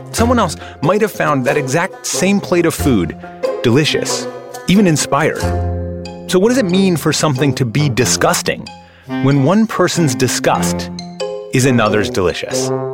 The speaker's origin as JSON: {"language": "English", "region": "Midwest", "country": "United States", "tie": "born or raised there", "said": "I grew up in the Midwest where I ate things like pickled herring"}